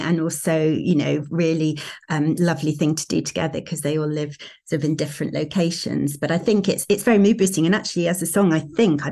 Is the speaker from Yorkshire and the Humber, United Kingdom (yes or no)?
yes; Sheffield, Yorkshire and the Humber, United Kingdom; moved away; we're originally from Sheffield